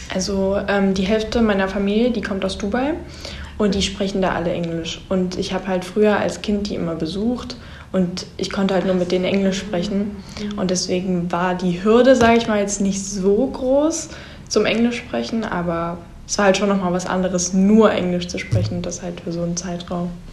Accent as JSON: {"language": "German", "country": "Germany", "said": "Ich komme aus Deutschland und ich bin ein Austauschschüler."}